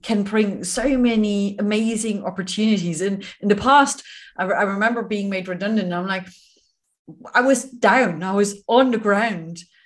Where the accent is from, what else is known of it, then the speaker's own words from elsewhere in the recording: Germany; moved away; my home country, Germany